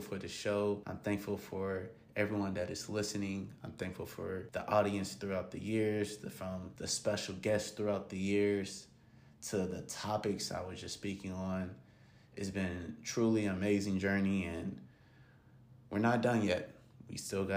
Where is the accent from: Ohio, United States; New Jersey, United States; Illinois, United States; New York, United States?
Ohio, United States; Gahanna; Gahanna, Lincoln, Lions, football team, high school, hey, my alma mater, my hometown, just a kid from Gahanna